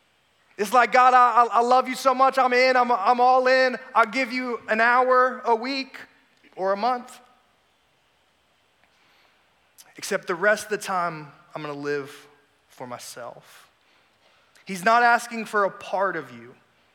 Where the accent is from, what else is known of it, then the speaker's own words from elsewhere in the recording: South Carolina, United States; It's cold up here in D.C., by the way. I don't know if y'all realize that, but like I'm from South Carolina, so y'all need to turn the heat up next time I come